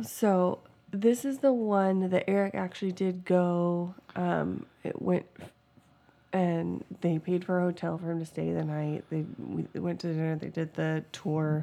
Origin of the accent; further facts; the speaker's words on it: Washington, United States; moved away as an adult; now in Georgia, United States; we're originally from Washington